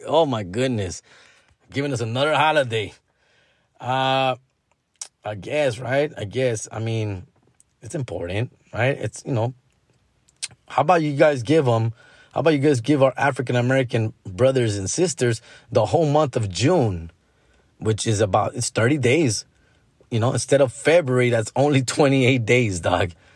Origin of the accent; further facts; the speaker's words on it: Mexico; our own culture, you know, Latino, Mexican culture